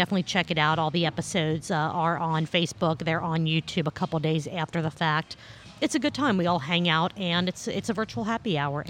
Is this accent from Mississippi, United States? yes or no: no; Cincinnati, Ohio, United States; I'm from Cincinnati.